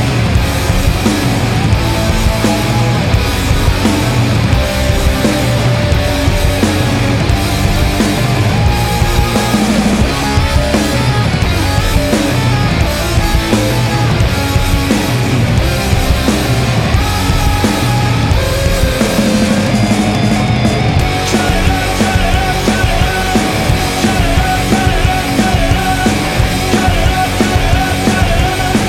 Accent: Indiana, United States; I grew up in Indiana

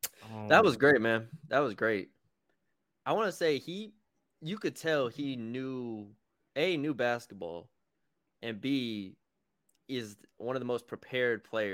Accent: San Antonio, Texas, United States; I'm from San Antonio.

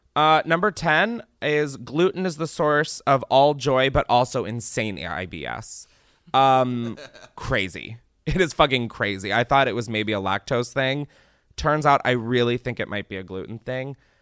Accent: Delaware, United States; moved away; I grew up in Delaware

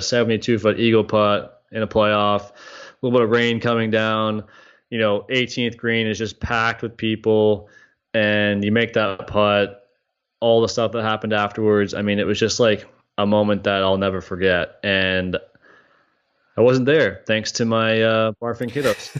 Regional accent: Canada; moved away as an adult; also born or lived in Ohio; I'm growing up in Canada as a teenager

